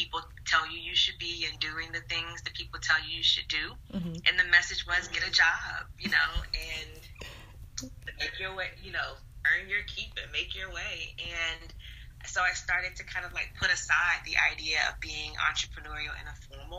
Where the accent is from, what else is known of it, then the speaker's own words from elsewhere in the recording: the South, United States; I'm a Southerner, and I grew up with my grandparents